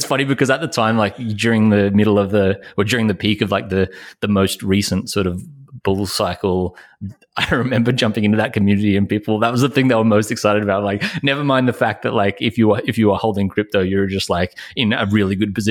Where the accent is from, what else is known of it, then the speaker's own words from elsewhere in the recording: Australia; I'm obviously Australian